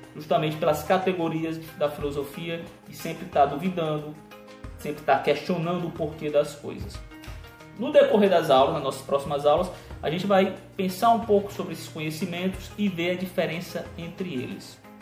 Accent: Ceará, Brazil; sou cearense

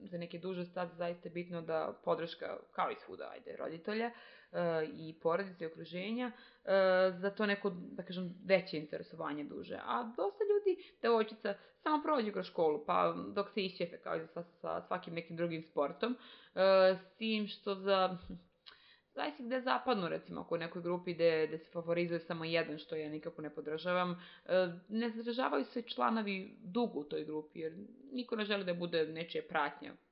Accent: Serbia

